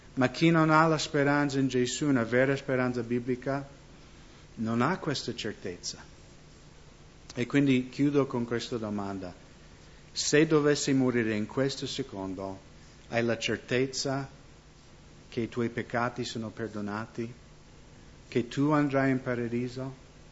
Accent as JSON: {"language": "Italian", "country": "United States", "tie": "born or raised there", "also_born_or_lived": "Seattle, Washington", "moved": "yes", "said": "io sono nato nella Chiesa luterana negli Stati Uniti"}